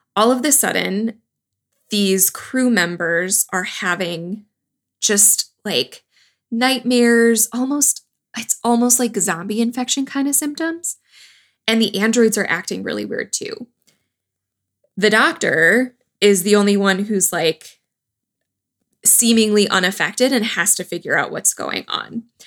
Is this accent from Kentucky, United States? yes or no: no; Wisconsin, United States; I grew up in Wisconsin.